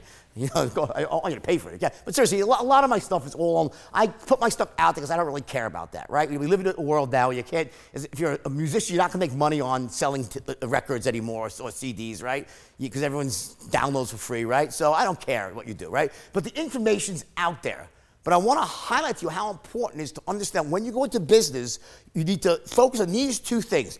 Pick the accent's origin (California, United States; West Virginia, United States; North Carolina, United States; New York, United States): New York, United States; I'm from New York and I worked on Wall Street